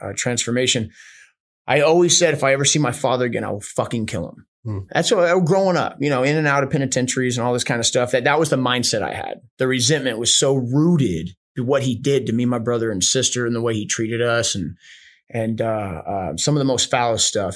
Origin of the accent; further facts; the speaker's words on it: Houston, Texas, United States; also born or lived in Charleston, West Virginia / Spencer, West Virginia / Austin, Texas; i was born in charleston west virginia um grew up in spencer for i think maybe like up to five somewhere around there then we moved to houston